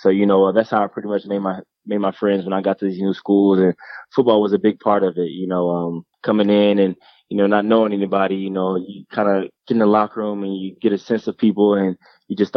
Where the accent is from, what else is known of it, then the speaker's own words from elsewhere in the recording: Jacksonville, Florida, United States; also born or lived in Atlanta / Detroit; was born in Jacksonville, Florida. That's where all my family is. My grandma, my cousins, and uncles and aunties. And I moved to um, Atlanta for a little bit.